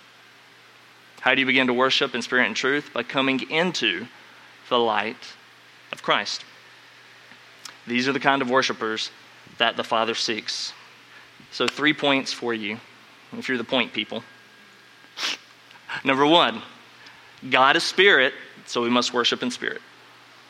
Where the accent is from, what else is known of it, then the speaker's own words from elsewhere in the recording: North Carolina, United States; growing up in North Carolina